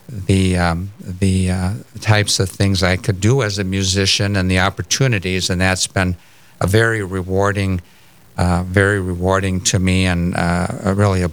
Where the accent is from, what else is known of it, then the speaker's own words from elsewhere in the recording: Fergus Falls, Minnesota, United States; I grew up in Fergus Falls, Minnesota, across the Red River and a little ways into the state